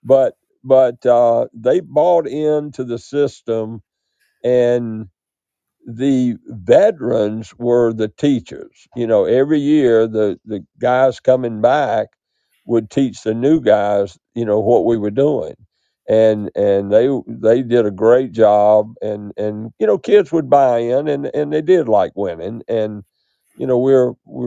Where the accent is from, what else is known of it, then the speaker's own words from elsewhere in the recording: United States; I grew up in Carolina